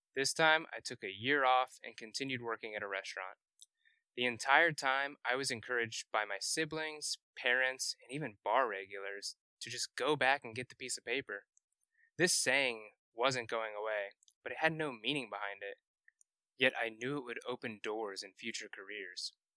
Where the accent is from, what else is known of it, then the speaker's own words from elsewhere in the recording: Carmel, Indiana, United States; I grew up in Carmel, Indiana, which is just north of Indianapolis